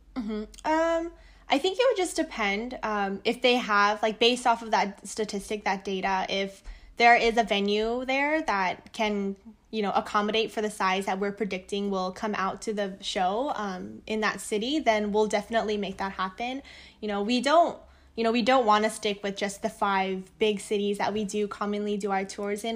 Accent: United States; I'm Korean, but I'm Korean American

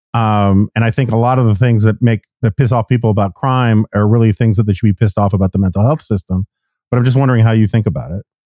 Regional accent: New York City, New York, United States; I grew up in New York City in the in the seventies and eighties

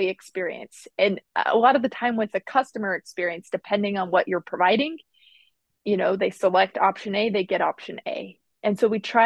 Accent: Utah, United States; now in Midwest, United States; I'm originally from Utah, but I currently live in the Midwest

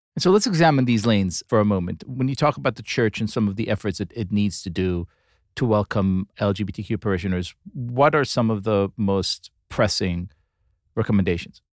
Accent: Tel Aviv, Tel Aviv District, Israel; moved away; my hometown of Tel Aviv, Israel

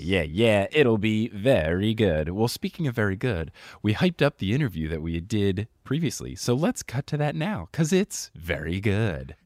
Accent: New Jersey, United States; I grew up in New Jersey

